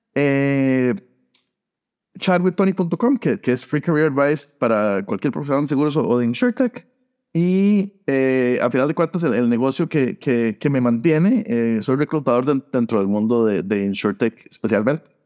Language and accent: Spanish; San José, Costa Rica; moved away as an adult; also born or lived in Iowa / Columbus / Phoenix / Sacramento; now in United States; Yo, yo eh, nací y crecí en Costa Rica, eh, en San José, y me vine a los 19 años a Estados Unidos